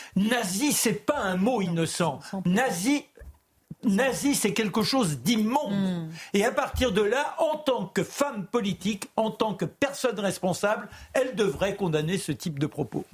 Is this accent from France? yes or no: yes; France; je suis fier d'être français. Je suis viscéralement français.